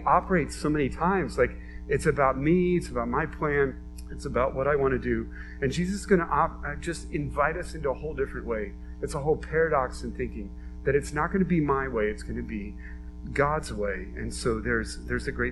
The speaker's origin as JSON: {"language": "English", "country": "United States", "said": "as American Christians"}